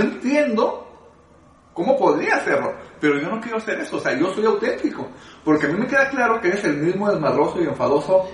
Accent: Guadalajara, Jalisco, Mexico; yo soy de Guadalajara y por cuestiones del destino me tocó nacer en la, en la colonia más pobre de Guadalajara

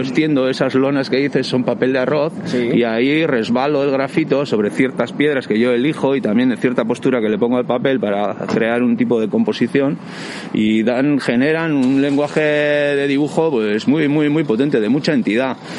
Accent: Pasaia, Basque Country, Spain; yo soy de San Pedro y soy pescador de embarcación desde, muy joven

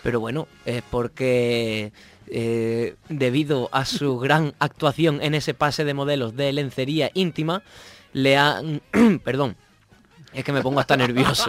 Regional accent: Andalusia, Spain; accent: Andalusian; mi acento andaluz

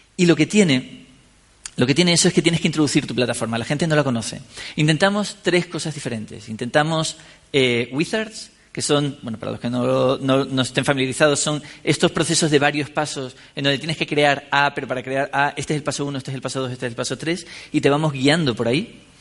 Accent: San Cristóbal de La Laguna, Canary Islands, Spain; yo soy de La Laguna, en Tenerife

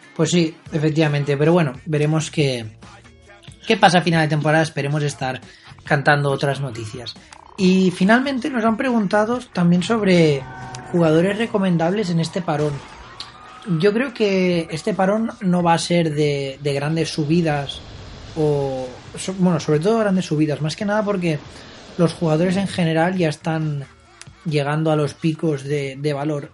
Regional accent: Barcelona, Catalonia, Spain; Nosotros que somos de aquí de Barcelona

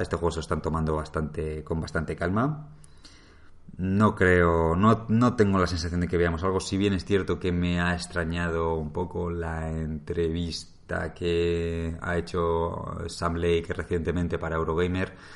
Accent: Madrid, Community of Madrid, Spain; yo soy de Madrid

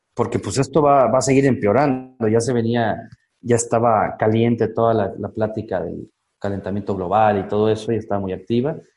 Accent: Chiapas, Mexico; also born or lived in Costa Rica; yo soy mexicano, vivo en, nací y vivo en Chiapas, que está al sur de México

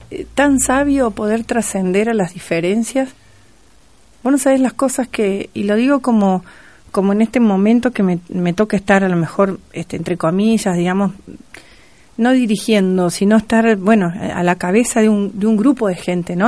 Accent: Entre Ríos, Argentina; now in Río Cuarto, Argentina; Siempre digo que soy cordobesa por adopción. Eh, obviamente, no me olvido que soy entrerriana.

